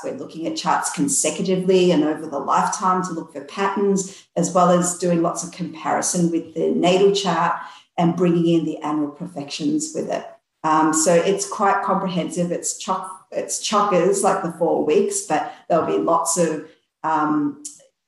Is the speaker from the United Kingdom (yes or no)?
no; central Victoria, Australia; I'm from Victoria in Australia, central Victoria